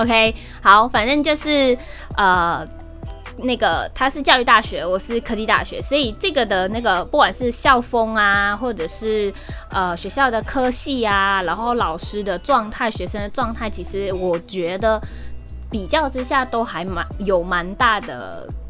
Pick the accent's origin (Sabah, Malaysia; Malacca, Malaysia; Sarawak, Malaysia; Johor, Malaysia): Sabah, Malaysia; also born or lived in Taiwan; 我们是马来西亚的东马人沙巴